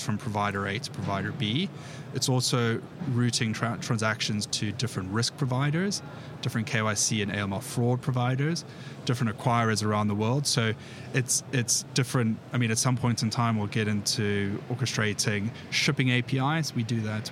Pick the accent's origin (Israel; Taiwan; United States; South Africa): South Africa; moved away as an adult; now in United Kingdom; I'm originally from South Africa, uh, born and bred there, moved over to the UK 11 years ago.